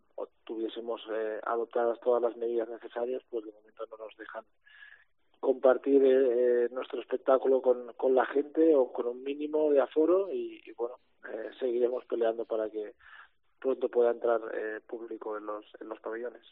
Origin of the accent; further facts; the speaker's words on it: near Manresa, Catalonia, Spain; Manresa, ¿no? Tirando un poco para casa, eh, un equipo que es de cerca de mi pueblo natal